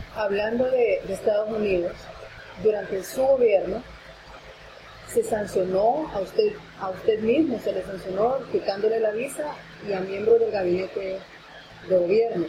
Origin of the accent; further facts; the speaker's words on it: Honduras; como hondureños